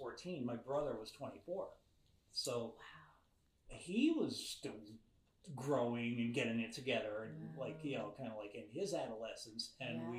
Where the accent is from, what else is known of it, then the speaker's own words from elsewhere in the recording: Avoca, Pennsylvania, United States; now in New York, United States; Avoca, which is where I grew up